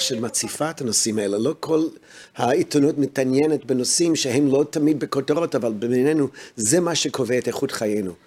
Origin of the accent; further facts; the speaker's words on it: United States; now in Israel; אני הרי גדלתי בארצות הברית